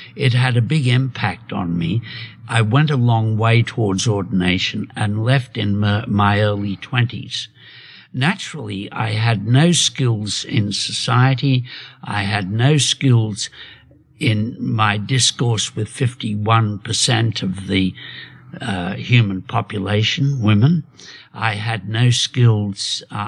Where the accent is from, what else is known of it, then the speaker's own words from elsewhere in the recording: Sydney, New South Wales, Australia; also born or lived in Kempsey, New South Wales; We came down in World War II when my father joined the armed forces, came down from Kempsey, New South Wales to, up near Port Macquarie to, Homebush.